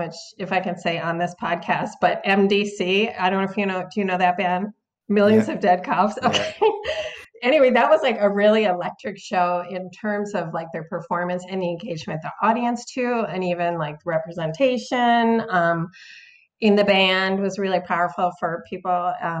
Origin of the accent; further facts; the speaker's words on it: Minneapolis, Minnesota, United States; moved away as an adult; also born or lived in New York / Italy; now in Portland, United States; I was born in New York actually. But I moved to Minneapolis like as a teenager. And so my kind of formative years were there